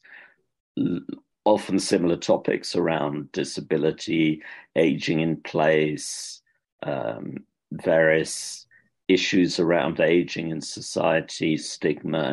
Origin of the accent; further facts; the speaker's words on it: United Kingdom; accent: British; moved away as an adult; also born or lived in London; now in Dublin, Ireland; I'm not Irish, as you could probably tell from my accent. It's a British one